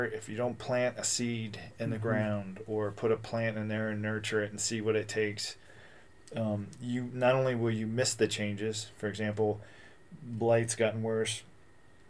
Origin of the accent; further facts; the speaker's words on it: Kentucky, United States; moved away as an adult; also born or lived in California; I grew up in Kentucky, and then I moved out to California